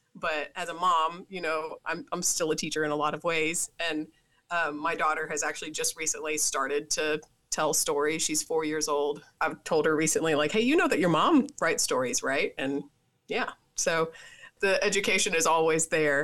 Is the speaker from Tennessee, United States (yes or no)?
yes; Tennessee, United States; I'm from Tennessee.